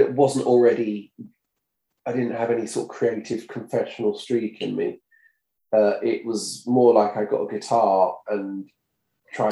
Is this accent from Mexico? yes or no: no; Brentwood, East of England, United Kingdom; accent: Essex; I was from Brentwood, which is only up the road.